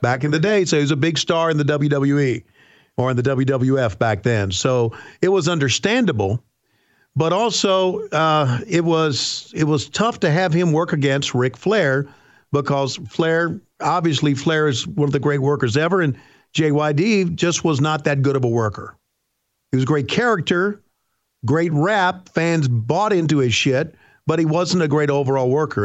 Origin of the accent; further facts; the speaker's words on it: the South, United States; We are from the South